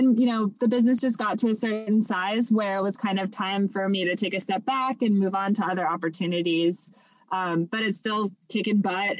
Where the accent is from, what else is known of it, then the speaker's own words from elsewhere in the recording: Los Angeles, California, United States; now in Texas, United States; I actually grew up in Los Angeles